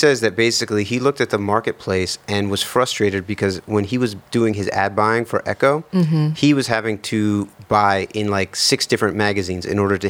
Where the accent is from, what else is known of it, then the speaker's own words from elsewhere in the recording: New York City, New York, United States; I grew up in Lower Manhattan.